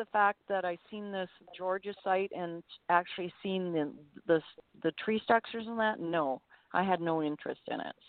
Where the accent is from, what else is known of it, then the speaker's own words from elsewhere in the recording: Medicine Hat, Alberta, Canada; I remember when I was in school, them finding footprints, and I come from Medicine Hat, Alberta